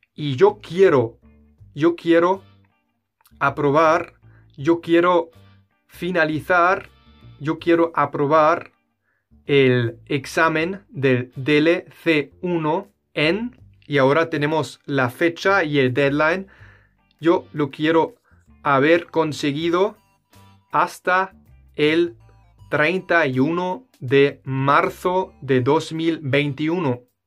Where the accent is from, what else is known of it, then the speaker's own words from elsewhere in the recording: Germany; Spanish is a second language; Yo, siendo un alemán